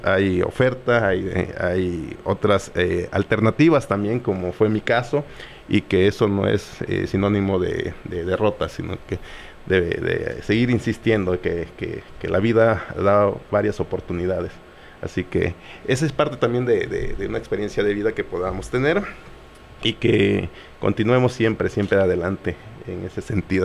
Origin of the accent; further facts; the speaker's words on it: coast of Guerrero, Mexico; now in Chilpancingo, Mexico; mi pueblo, en la costa